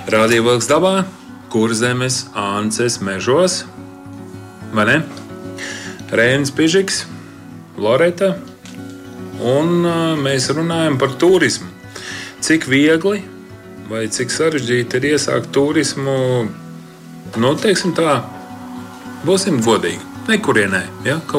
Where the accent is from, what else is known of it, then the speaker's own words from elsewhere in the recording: Ance, Kurzeme, Latvia; es esmu no Anses.